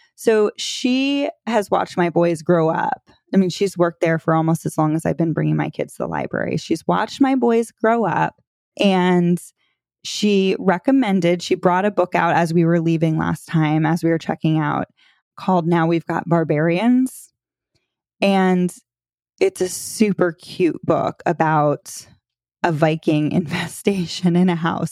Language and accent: English; Florida, United States; moved away as an adult; also born or lived in North Carolina; my husband and I moved back to Florida. We're from Florida